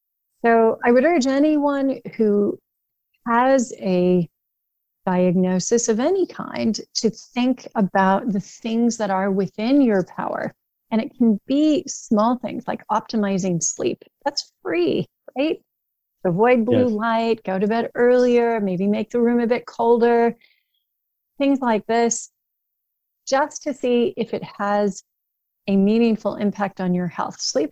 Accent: Indianapolis, Indiana, United States; born there; I was born actually in Indianapolis, and my grandparents were very much Hoosiers of many generations.

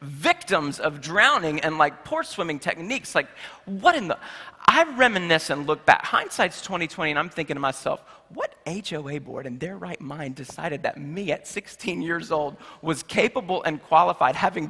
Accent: Charlotte, North Carolina, United States; in my hometown of Charlotte, North Carolina

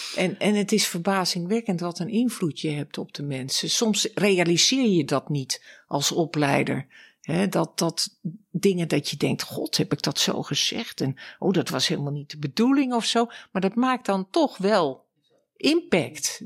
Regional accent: Laren, North Holland, Netherlands; now in Amsterdam, Netherlands; Ik ben geboren in Laren, in het Gooi. Uit een erfgooiersfamilie, zoals dat heet

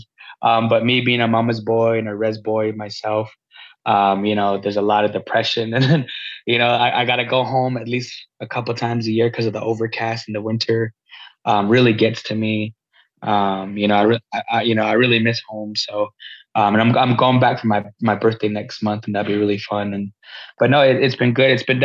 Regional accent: Shiprock, New Mexico, United States; moved away as an adult; now in Bemidji, United States; And I'm from Shiprock, New Mexico. And I was born and raised there

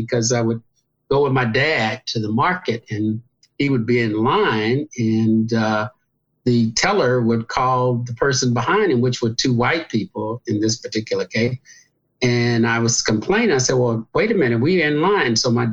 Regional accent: Galveston, Texas, United States; now in Los Angeles, United States; I was born in Galveston, Texas

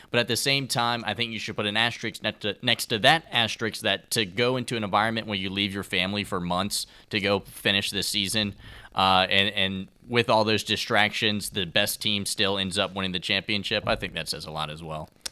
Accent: Virginia, United States; growing up in Virginia

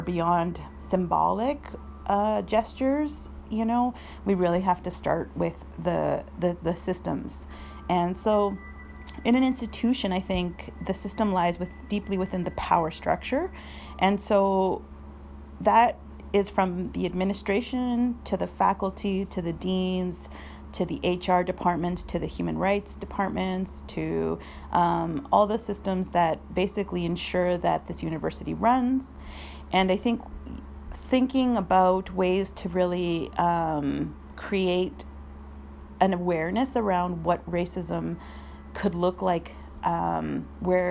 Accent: southern Alberta, Canada; moved away as an adult; also born or lived in Chile / Argentina; now in Victoria, Canada; I am from the Andean region of Chile and traditionally called Waimapu. My family was exiled to Argentina and then immigrated to Canada after the military coup in Chile. So I've been in Canada for several decades now, and I grew up here. I grew up on Blackfoot Territory, which is in southern Alberta

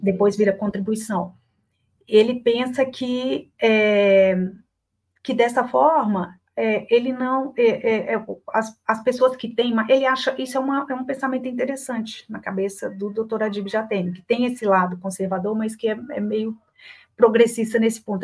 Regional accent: Belo Horizonte, Minas Gerais, Brazil; accent: mineiro; Mineira que sou, de Belo Horizonte

